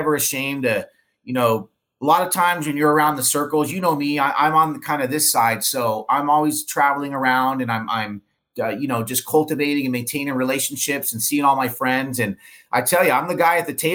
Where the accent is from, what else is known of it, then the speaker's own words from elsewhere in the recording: Orange County, California, United States; I grew up in Orange County